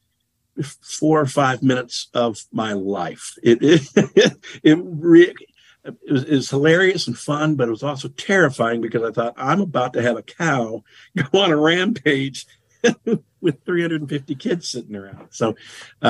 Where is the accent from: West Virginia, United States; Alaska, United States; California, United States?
West Virginia, United States; I'm from West Virginia